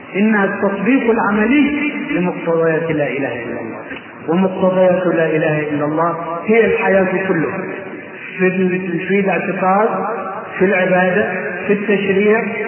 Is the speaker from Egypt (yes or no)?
yes; Egypt; أنا مصري